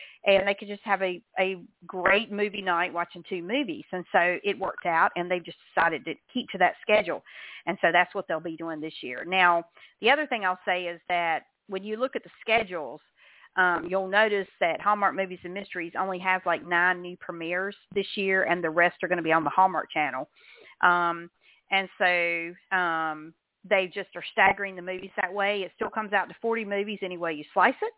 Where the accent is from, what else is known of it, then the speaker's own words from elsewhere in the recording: the South, United States; I'm from the South